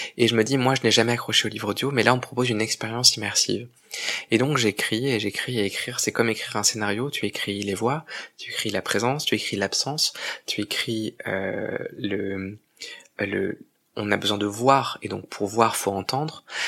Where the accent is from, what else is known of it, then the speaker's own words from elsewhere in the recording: Provence-Alpes-Côte d'Azur, France; je viens de Provence, et c'est une terre de, une terre de contraste parce que c'est une terre de beauté, mais c'est une terre qui, lorsqu'on grandit, comme moi, euh, aujourd'hui j'ai 37 ans, mais j'ai grandi là-bas depuis mon plus jeune âge